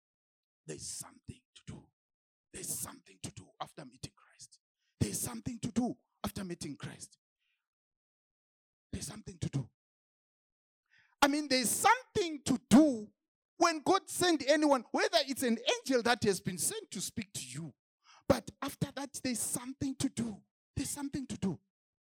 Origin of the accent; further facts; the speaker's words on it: Zimbabwe; because I came from Zimbabwe, I just went to the church.